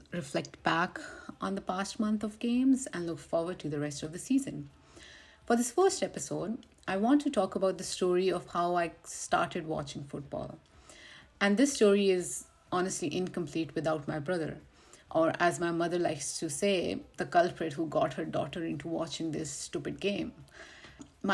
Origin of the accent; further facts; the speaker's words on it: Pakistan; now in Vancouver, Canada; I am from Pakistan and I'm currently living in Vancouver right now